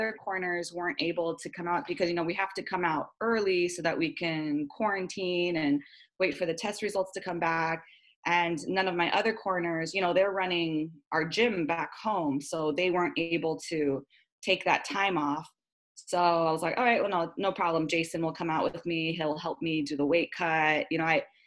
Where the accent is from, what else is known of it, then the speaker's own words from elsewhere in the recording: Honolulu, Hawaii, United States; I love fighting in my hometown. I love the Hawaiian crowd